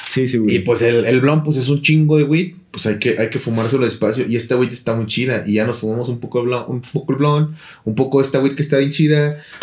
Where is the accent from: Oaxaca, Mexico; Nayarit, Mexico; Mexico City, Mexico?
Nayarit, Mexico; moved away; yo nací en Nayarit